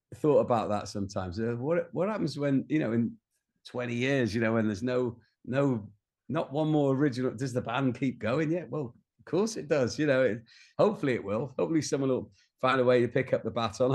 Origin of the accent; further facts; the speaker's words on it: Rhyl, Wales, United Kingdom; moved away as an adult; also born or lived in London; when I was growing up in North Wales